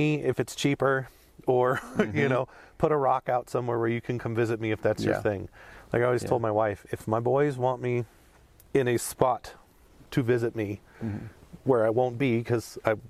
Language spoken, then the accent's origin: English; United States; we're American